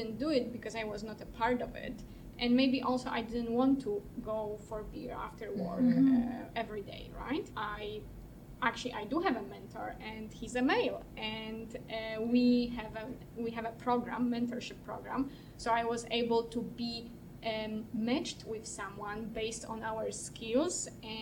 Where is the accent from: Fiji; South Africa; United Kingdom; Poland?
Poland; moved away as an adult; now in Canada; I'm from Poland, and I studied law in Poland